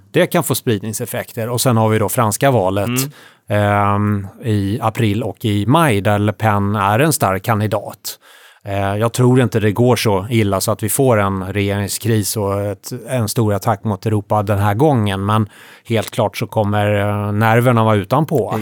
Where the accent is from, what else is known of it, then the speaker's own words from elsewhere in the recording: Sweden; jag som svensk investerare